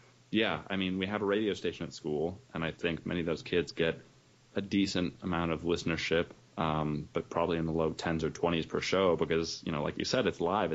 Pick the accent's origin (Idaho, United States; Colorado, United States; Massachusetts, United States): Massachusetts, United States; Wellesley; also born or lived in St. Louis, Missouri / Seattle, Washington; born in St. Louis. I moved to Seattle at around 4 years old, or a suburb of, and then, came to the Boston suburbs, Wellesley, Massachusetts, at age 9.